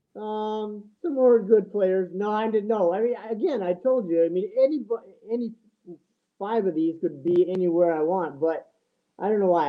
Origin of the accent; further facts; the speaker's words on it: Minnesota, United States; now in South Dakota, United States; I was born in Minnesota